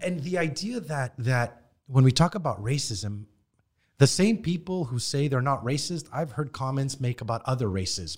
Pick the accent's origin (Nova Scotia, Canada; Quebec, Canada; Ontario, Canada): Quebec, Canada; Montreal; we grew up in Parkex. Half my friends were Haitian